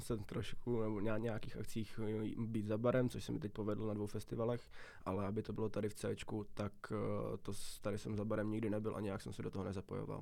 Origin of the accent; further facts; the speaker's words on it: Vacov, South Bohemian Region, Czechia; moved away as an adult; now in České Budějovice, Czechia; Já jsem tady v podstatě ze Šumavy, kousek od Strakonic, pak je tam taková, takový městečko jménem Vacov a já bydlím ještě v takový malinký vesnice jménem Dobrý